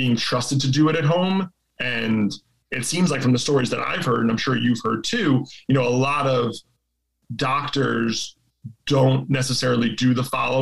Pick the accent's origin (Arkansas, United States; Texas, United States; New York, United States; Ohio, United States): New York, United States; I'm from here. Like I took the ferry here.